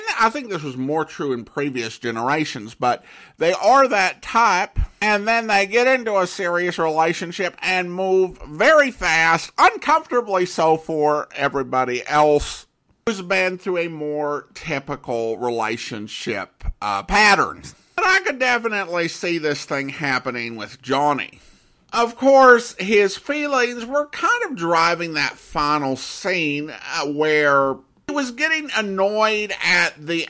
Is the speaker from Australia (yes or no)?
no; Florida, United States; I grew up in South Florida